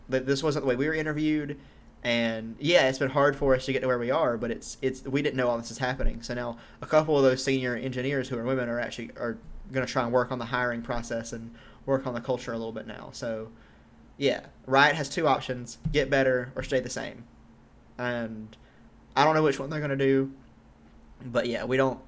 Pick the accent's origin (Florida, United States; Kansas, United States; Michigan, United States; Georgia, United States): Georgia, United States; moved away as an adult; I'm from Georgia. I lived there for 99% of my life so far, and I don't live there anymore